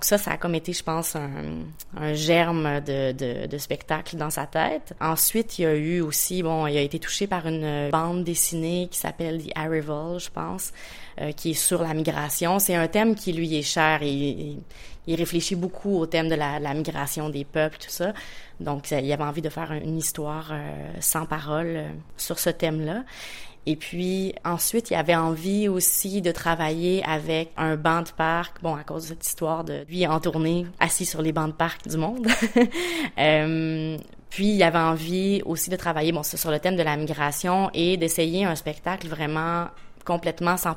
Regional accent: Quebec, Canada; Euh, je suis une Québécoise en tournée en Corée en ce moment

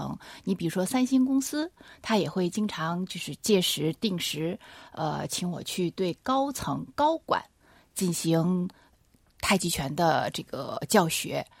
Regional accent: China; 我们中国人

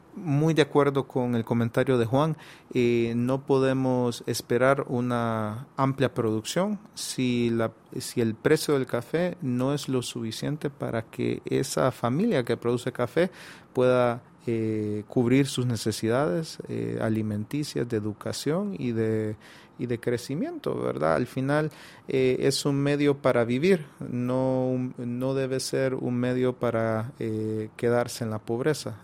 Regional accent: Honduras; como hondureños

